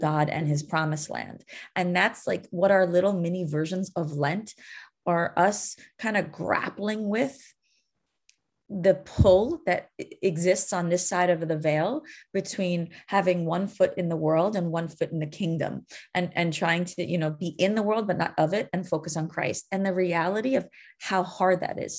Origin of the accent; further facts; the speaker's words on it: New York, United States; I'm born and raised in New York